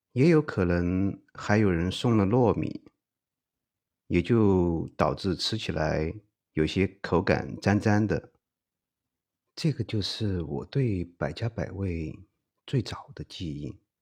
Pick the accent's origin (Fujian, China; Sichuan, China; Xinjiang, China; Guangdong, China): Sichuan, China; Chengdu; 身为成都人的我